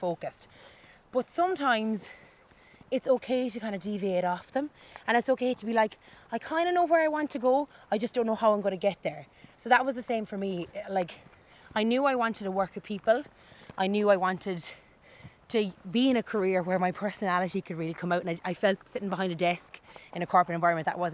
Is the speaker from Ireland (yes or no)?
yes; Cork, Munster, Ireland; moved away as an adult; now in Dublin, Ireland; I moved from Cork to Dublin. And like, Cork people don't like leaving Cork ever.